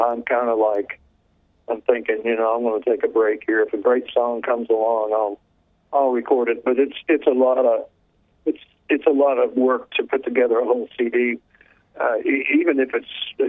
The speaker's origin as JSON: {"language": "English", "region": "the Ozarks", "country": "United States", "tie": "born or raised there", "said": "growing up in the Ozarks"}